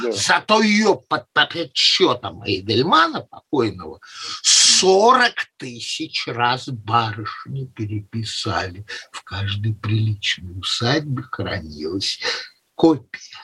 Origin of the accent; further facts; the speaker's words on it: Saint Petersburg, Russia; moved away; Я тоже, как питерец, бывших питерцев не бывает